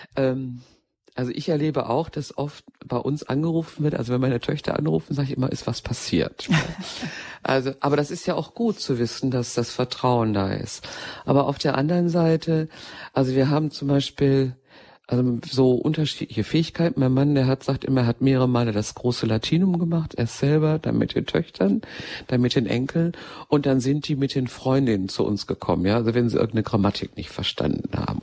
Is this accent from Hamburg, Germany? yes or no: no; Ruhr area, North Rhine-Westphalia, Germany; ich stamme ja mitten aus dem Ruhrgebiet